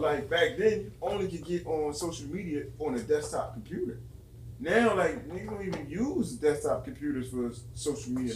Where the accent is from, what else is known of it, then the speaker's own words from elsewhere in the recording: Camden, New Jersey, United States; I'm from Camden, but North Camden